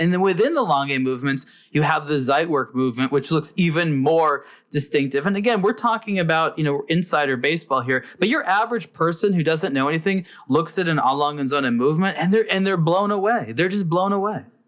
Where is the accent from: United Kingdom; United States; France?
United States; as an American